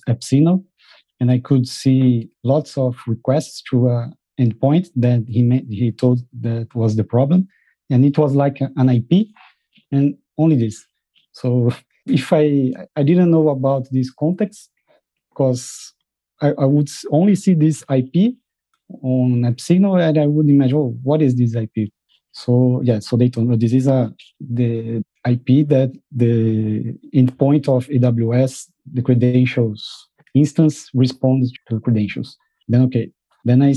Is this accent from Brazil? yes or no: yes; Brazil; moved away as an adult; now in Netherlands; I'm from Brazil, but I moved to the Netherlands last year with my family